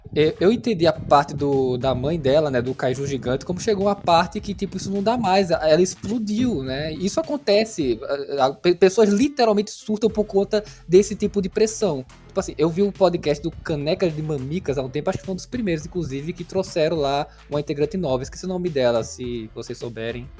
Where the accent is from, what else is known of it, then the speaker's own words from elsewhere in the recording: Brazil; a gente é brasileiro